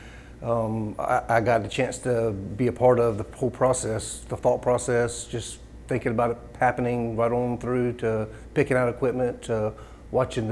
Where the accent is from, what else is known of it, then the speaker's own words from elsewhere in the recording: Morehead City, North Carolina, United States; I grew up in Moorhead. So I've lived here my entire life.